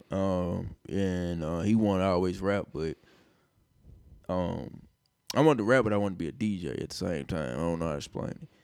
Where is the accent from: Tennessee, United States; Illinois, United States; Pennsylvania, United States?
Tennessee, United States; Nashville; moved away as an adult; also born or lived in Los Angeles; I'm from Nashville